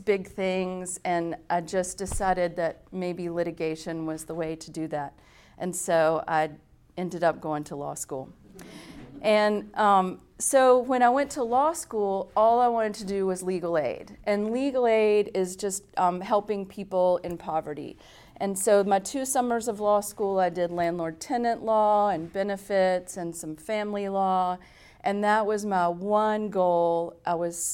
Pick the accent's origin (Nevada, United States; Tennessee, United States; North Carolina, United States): North Carolina, United States; Southern Pines; moved away as an adult; also born or lived in New York; I grew up in Southern Pines, and it's a small little beautiful town